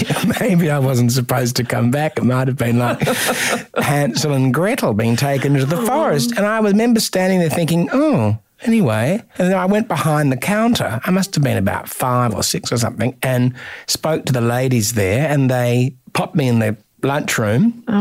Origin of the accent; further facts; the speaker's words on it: Adelaide, South Australia, Australia; I'm from Adelaide and we're a bit renaissance.